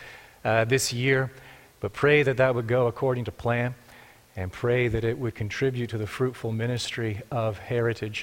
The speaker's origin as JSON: {"language": "English", "town": "Markham", "region": "Ontario", "country": "Canada", "tie": "born or raised there", "also_born_or_lived": "Texas", "moved": "as an adult", "lives_now": "Cambridge, Canada", "said": "I grew up in Markham"}